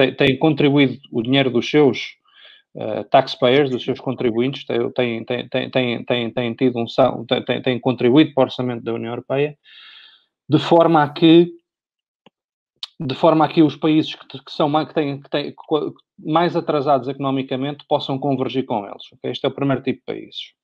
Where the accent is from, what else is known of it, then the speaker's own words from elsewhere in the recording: Portugal; como português, uh, mas e como residente em Portugal também